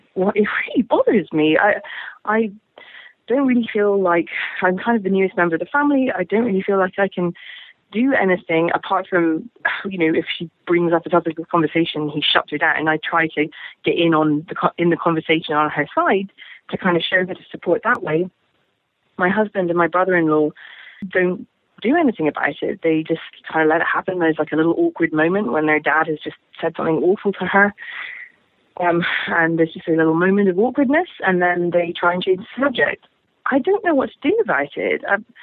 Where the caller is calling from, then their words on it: London, United Kingdom; I'm calling from London in England